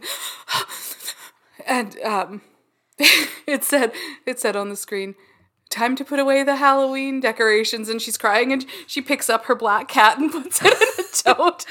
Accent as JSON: {"language": "English", "country": "Canada", "said": "We're Canadian"}